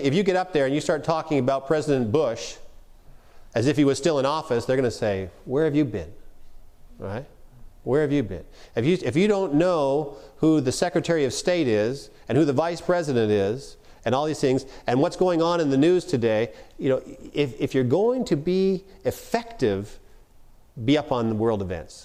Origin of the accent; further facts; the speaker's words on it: Canada; now in United States; I'm a Canadian. Don't hold that against me. I have American citizenship too now